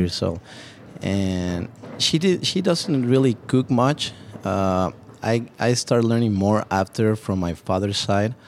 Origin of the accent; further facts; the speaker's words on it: Mexico City, Mexico; moved away as an adult; also born or lived in Cancun, Mexico; now in Dallas, United States; born and raised in Mexico City